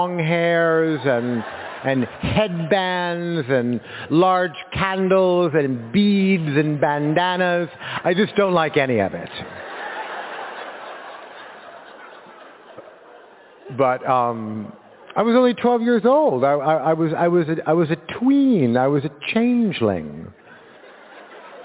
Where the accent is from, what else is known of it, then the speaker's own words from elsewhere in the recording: Los Angeles, California, United States; when you were a kid like me in 1970, growing up in Los Angeles